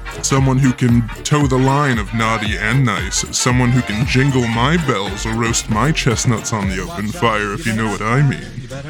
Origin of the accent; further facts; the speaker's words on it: Kansas City, United States; I'm from Kansas City.